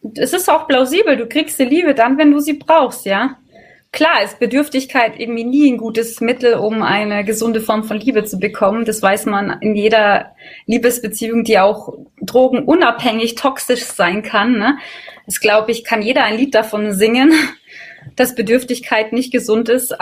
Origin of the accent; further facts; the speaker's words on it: Bavaria, Germany; bei uns in Bayern